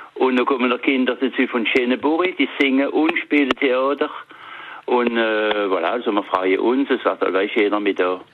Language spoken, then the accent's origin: German; northern Alsace, Grand Est, France; da oben bei uns im Norden vom Elsass